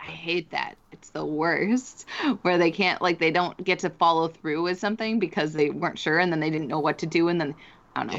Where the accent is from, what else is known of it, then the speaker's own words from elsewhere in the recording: Canada; I do like being Canadian